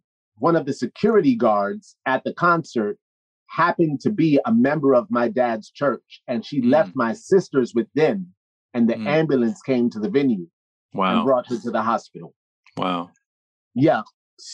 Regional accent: Newburgh, New York, United States; also born or lived in Brooklyn; I grew up in Newburgh

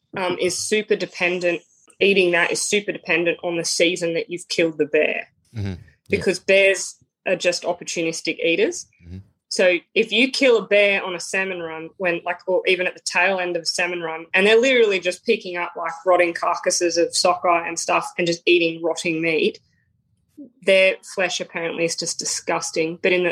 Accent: Brisbane, Queensland, Australia; born there; also born or lived in Victoria; So I was born in Brisbane. And I just moved around. We moved around a lot as a kid, so I just lived all up and down the East Coast, like North Queensland, all the way through down to Victoria

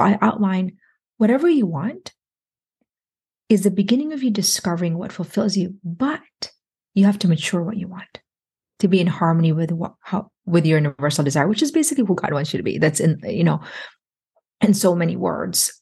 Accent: Philippines; I'm Filipino

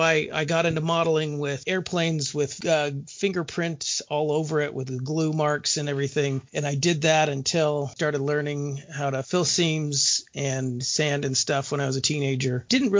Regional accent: California, United States; now in Utah, United States; So I'm originally from California.

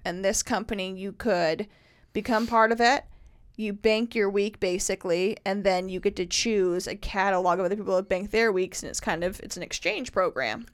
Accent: Carmel, Indiana, United States; moved away as an adult; now in Nashville, United States; my hometown, Carmel, Indiana

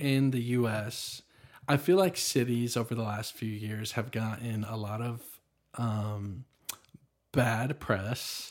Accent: Nashville, Tennessee, United States; also born or lived in Franklin, Tennessee; I was born in Nashville, thirty minutes from here

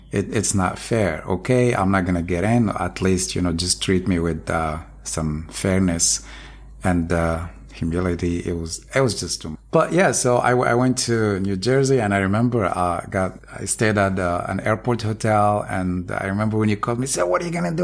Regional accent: Morocco; now in United States; I'm originally from Morocco

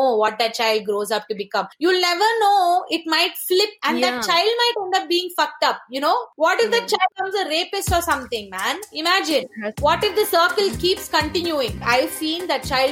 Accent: India; I am an Indian, so I can speak my people

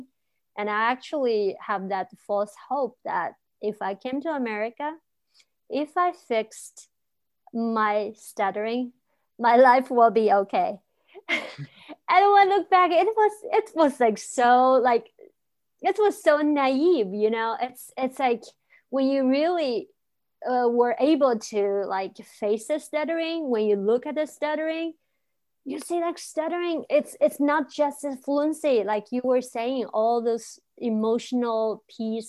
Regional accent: China; now in United States; I grew up in China, a different culture

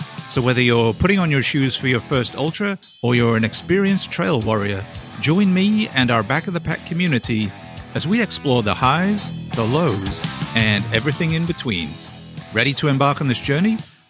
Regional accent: England, United Kingdom; I'm English, not Australian.

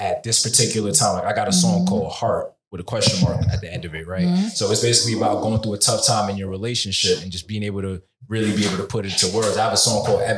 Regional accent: New York City, New York, United States; I'm from Brooklyn, New York.

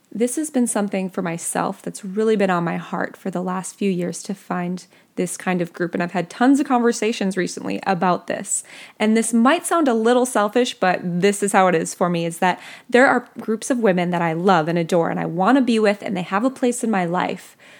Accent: Minnesota, United States; I grew up in Minnesota

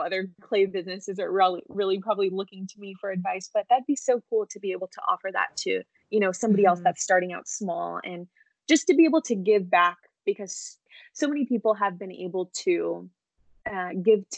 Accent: Southern California, United States; I'm from California, Southern California, born and raised here, never lived anywhere else.

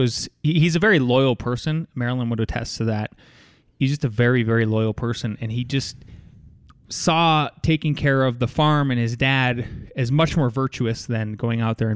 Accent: North Dakota, United States; So I am from Northwest North Dakota, which is a very sparsely populated area.

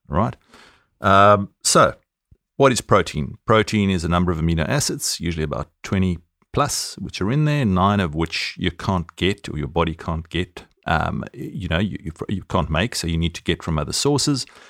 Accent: South Africa; accent: South African

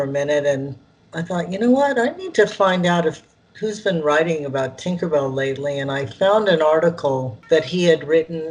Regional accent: California, United States; accent: valley girl; I am from California, and I'm what they call as a valley girl

